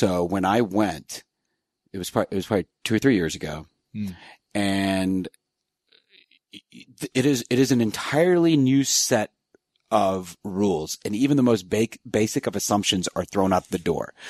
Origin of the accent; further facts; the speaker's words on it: East Coast, United States; I mean, I'm from the East Coast. I could never tell my friends.